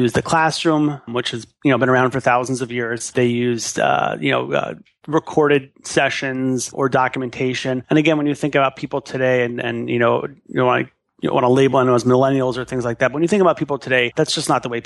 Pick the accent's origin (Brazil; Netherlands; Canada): Canada; Montreal, Quebec; moved away as an adult; also born or lived in Far Rockaway, New York; born and raised in Montreal, Canada